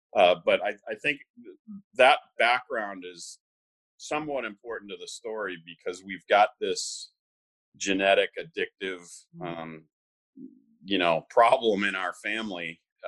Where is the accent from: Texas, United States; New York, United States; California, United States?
New York, United States; Bronxville; born there; So I was born in Bronxville, New York.